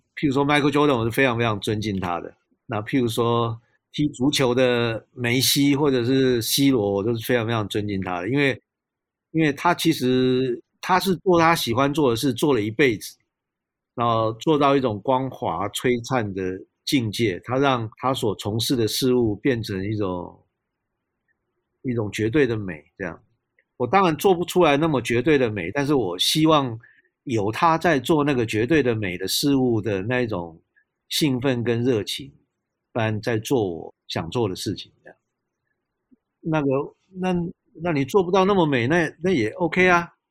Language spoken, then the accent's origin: Chinese; Taiwan; 我们这都市，台湾的小孩长大